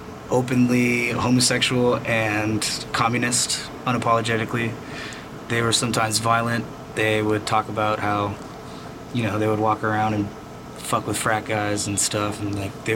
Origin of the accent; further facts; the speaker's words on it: Austin, Texas, United States; Well, yeah, Texas is extremely conservative and Christian, and we have a lot of guns, a lot of racism.